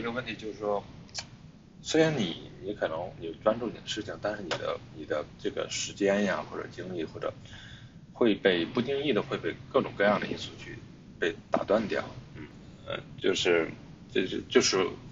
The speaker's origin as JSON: {"language": "Chinese", "country": "China", "tie": "born or raised there", "also_born_or_lived": "Hangzhou", "moved": "as an adult", "said": "我的老家呢，其实离北京，呃，其实大概开车只有二百七十公里"}